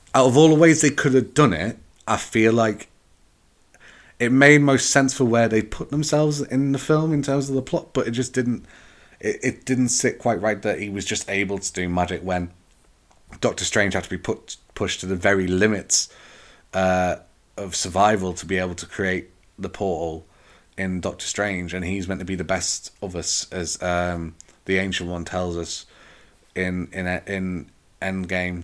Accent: England, United Kingdom; I'm from England. English people are quite reserved within crowds

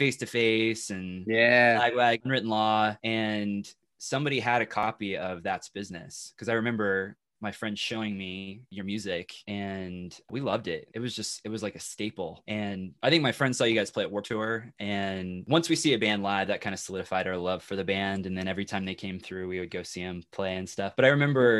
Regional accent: Kansas City, United States; now in Lawrence, United States; I live in Lawrence, Kansas, and I'm from Kansas City

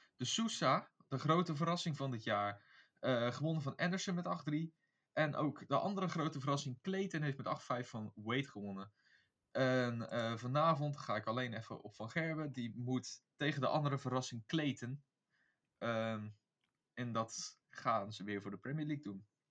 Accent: Beijerland, South Holland, Netherlands; ik kom uit het Beierland

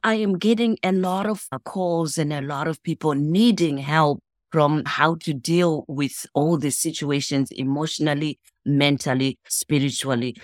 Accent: Zimbabwe; now in United States; I'm from Zimbabwe

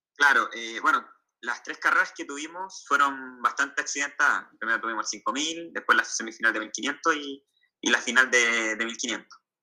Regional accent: Santiago, Santiago Metropolitan Region, Chile; now in southern Chile, Chile; actualmente yo estoy viviendo en el sur de Chile, yo soy de Santiago, del centro

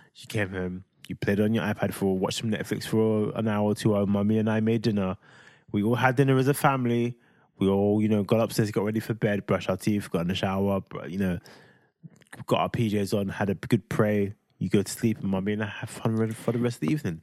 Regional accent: London, United Kingdom; I'm from London

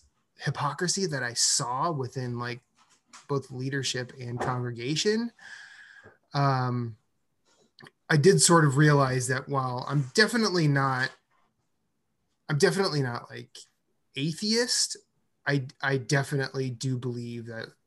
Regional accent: Des Moines, Iowa, United States; my hometown, Des Moines, Iowa

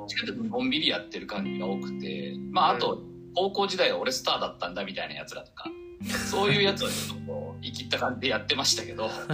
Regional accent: Aichi, Japan; moved away as an adult; also born or lived in United States; 自分の地元である愛知県のジップエフエムっていうところで

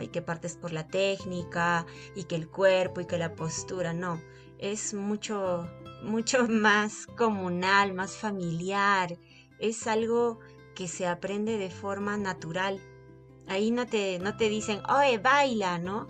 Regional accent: Accha, Cusco, Peru; born or raised there

